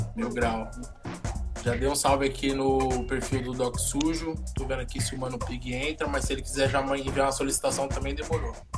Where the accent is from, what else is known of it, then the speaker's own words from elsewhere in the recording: São Paulo, Brazil; nasci e morei ali no Jardim Monte Azul